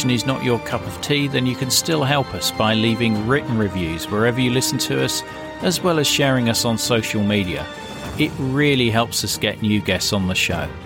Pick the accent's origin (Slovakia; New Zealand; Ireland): New Zealand; I'm from New Zealand. I was in the British Army in Germany when the Berlin Wall came down